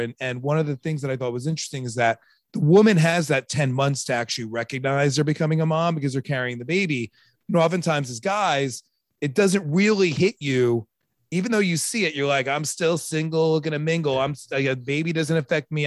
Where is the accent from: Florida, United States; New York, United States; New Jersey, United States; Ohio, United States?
New York, United States; Long Island; I'm from Long Island